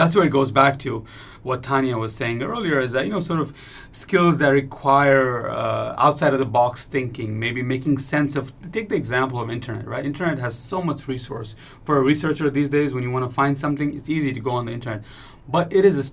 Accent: Kathmandu, Bagmati, Nepal; moved away as an adult; also born or lived in United States; I grew up in Kathmandu and went to schools in Nepal

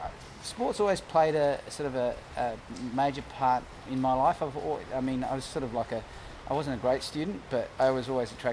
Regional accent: Melbourne, Victoria, Australia; also born or lived in Jersey, Channel Islands / South Yarra; I grew up in Brunswick. I'm from the other side of the tracks.

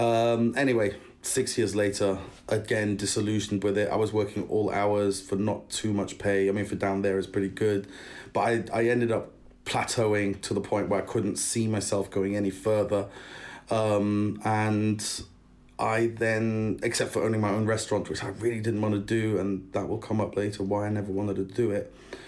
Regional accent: Germany; also born or lived in United Kingdom; Both my parents are British. They are cool parents. They're very, very supportive and very, very cool. But they both met in Germany. Hence, I was brought up in Germany.

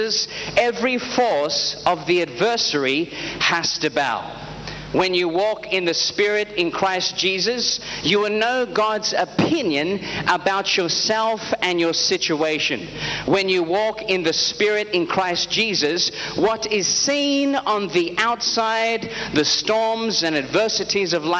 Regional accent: Australia; I am an evangelist under Prophet T.B. Joshua, and I am from Australia

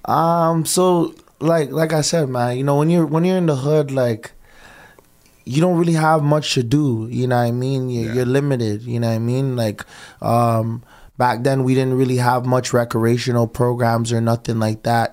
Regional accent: Toronto, Ontario, Canada; also born or lived in Scarborough, Toronto; I'm from the West End, but my mom water broke in Galloway

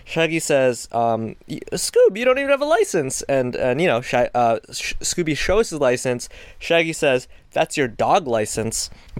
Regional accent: Canada; because I'm Canadian

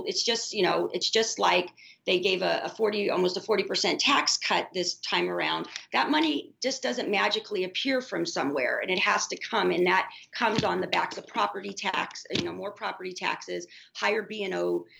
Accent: Midwest, United States; I'm from the Midwest, so I love that the 31st makes up actually a huge part of the congressional 8th.

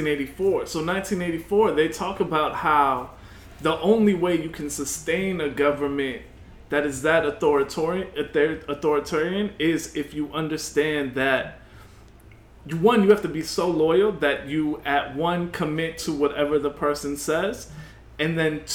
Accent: New York, United States; I was born and raised in New York

